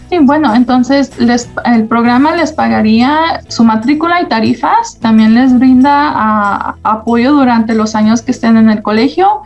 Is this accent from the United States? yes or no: yes; Las Vegas, Nevada, United States; also born or lived in Mexico; Aquí en el, estado, en estado de Nevada fue en donde me crié, fue nacida en México y entonces ah, aquí en Las Vegas yo le llamo mi hogar. Entonces Ah, crecí aquí en Las Vegas